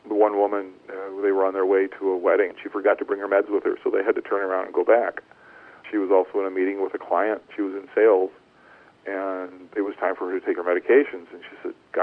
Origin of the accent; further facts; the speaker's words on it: rural northwest Ohio, United States; I grew up in a small town in rural Ohio, in northwest Ohio, just about 30 miles south of Toledo